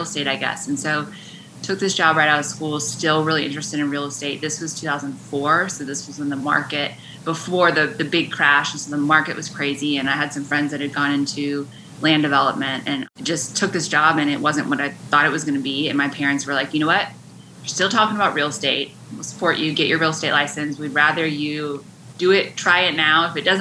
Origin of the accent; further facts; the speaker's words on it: West Virginia, United States; moved away as an adult; now in Wilmington, United States; I grew up in West Virginia